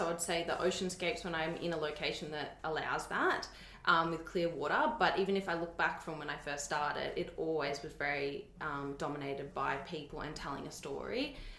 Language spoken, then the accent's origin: English; Berwick, Victoria, Australia; From Berwick, southeastern suburbs.